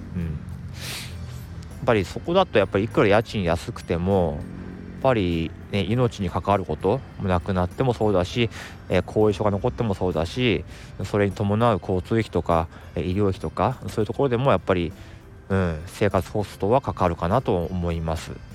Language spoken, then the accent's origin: Japanese; Tohoku, Japan; moved away as an adult; now in Tokyo, Japan; 実はあの東北の出身でですねえー、高校時代まではその雪国で暮らしていました